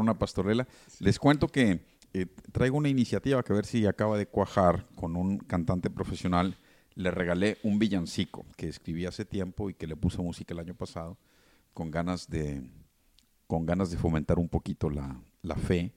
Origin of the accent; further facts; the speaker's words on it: Mexico; todos los que nos sentimos o somos mexicanos